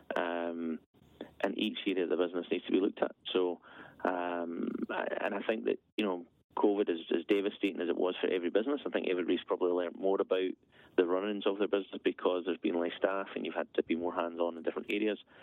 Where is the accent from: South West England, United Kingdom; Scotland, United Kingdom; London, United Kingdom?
Scotland, United Kingdom; Aberfeldy; also born or lived in Edinburgh; So, halfway between Perth and Inverness, small village Aberfeldy. Um, grew up there